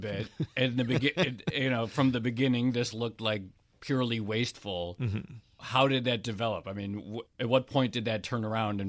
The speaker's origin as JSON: {"language": "English", "town": "Detroit", "region": "Michigan", "country": "United States", "tie": "born there", "said": "I was born in Detroit"}